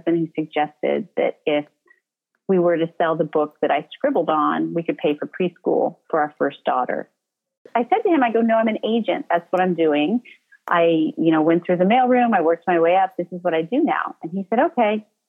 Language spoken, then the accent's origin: English; Midwest, United States; moved away; I grew up in the Midwest, and most Midwesterners don't become writers.